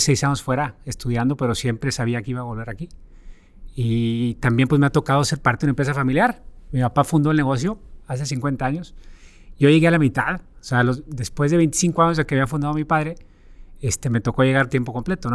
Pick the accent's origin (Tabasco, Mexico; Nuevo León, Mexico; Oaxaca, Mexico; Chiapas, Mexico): Nuevo León, Mexico; Monterrey; moved away as an adult; crecí y nací aquí en Monterrey.